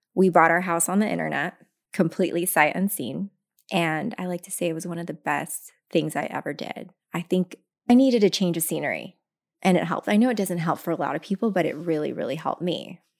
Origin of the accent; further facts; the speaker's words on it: Tacoma, Washington, United States; also born or lived in Philippines; grew up very, very poor from Tacoma, Washington